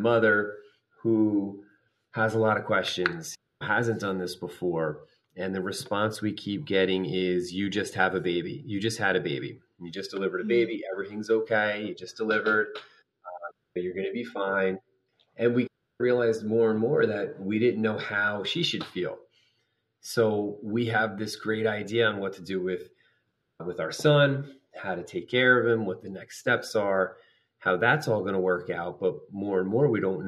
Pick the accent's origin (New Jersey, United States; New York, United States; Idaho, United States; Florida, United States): New Jersey, United States; I am from New Jersey.